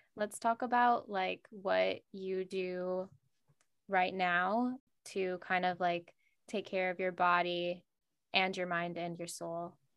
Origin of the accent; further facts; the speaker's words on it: Minnesota, United States; now in Los Angeles, United States; I'm from Minnesota, so it was quite flat out there